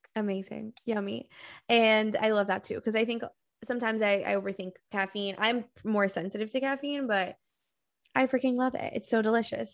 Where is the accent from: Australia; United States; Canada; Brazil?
Brazil; I'm from Brazil